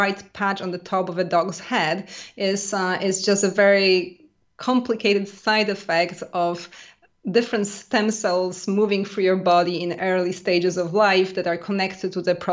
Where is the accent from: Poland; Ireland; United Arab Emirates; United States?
Poland; now in France; I grew up in a very small village in middle of Poland